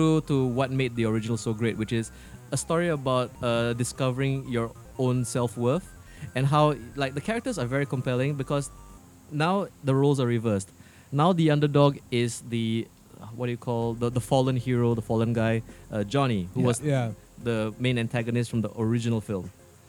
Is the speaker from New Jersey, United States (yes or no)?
yes; New Jersey, United States; Oh, is it Jersey? I'm from Jersey.